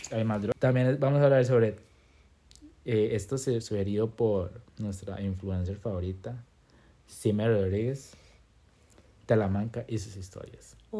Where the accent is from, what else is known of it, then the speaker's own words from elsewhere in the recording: Limón, Costa Rica; soy de Limón